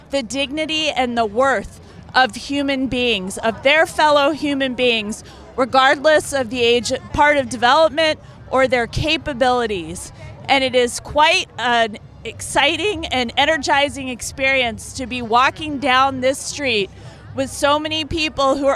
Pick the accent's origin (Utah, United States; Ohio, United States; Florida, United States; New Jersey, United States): New Jersey, United States; From New Jersey.